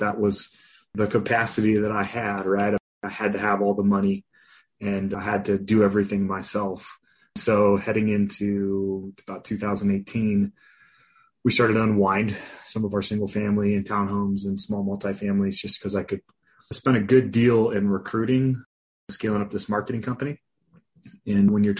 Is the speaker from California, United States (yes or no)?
yes; Los Angeles, California, United States; also born or lived in Colorado; now in Windsor, Colorado, United States; I grew up in Los Angeles, California